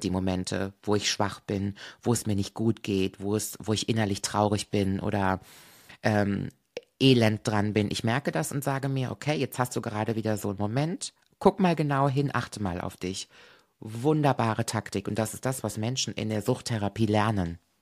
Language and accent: German; Koblenz, Rhineland-Palatinate, Germany; hier in meiner Heimat